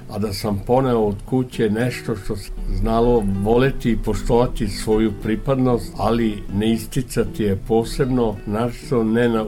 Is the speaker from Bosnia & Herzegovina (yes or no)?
no; Ada, Vojvodina, Serbia; also born or lived in Novi Sad; Ja sam rođen u Adi